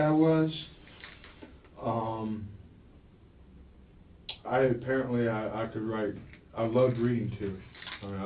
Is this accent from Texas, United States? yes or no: no; Jacksonville, Florida, United States; I was born in Jacksonville